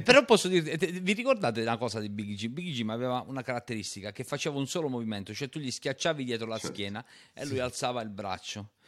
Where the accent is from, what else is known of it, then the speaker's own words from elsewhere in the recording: Matera, Basilicata, Italy; io sono materano